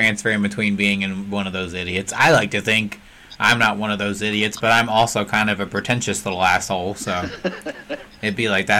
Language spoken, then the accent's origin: English; Scottsburg, Indiana, United States; also born or lived in Charleston, South Carolina / Charlestown, Indiana; I've grown up here since I was 10 years old. For me, I was born here, and then we moved to Charleston, South Carolina. And then after my mom and my dad split up, we moved back from there back to Scottsburg, Indiana.